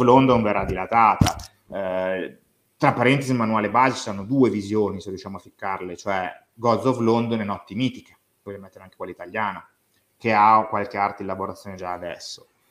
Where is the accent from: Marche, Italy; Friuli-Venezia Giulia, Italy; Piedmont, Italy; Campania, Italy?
Piedmont, Italy; Tortona; vengo da Tortona, sono di Tortona